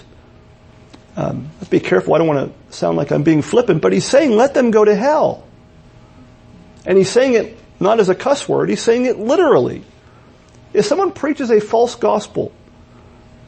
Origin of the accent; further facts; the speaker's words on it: Pennsylvania, United States; parts of Pennsylvania where I'm from, people say we have accents